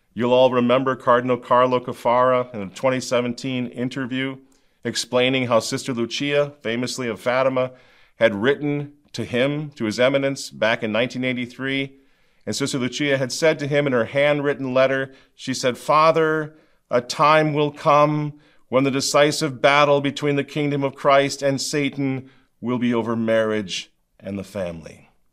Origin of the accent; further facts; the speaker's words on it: United States; growing up in the United States of America, mine was not a quintessentially American childhood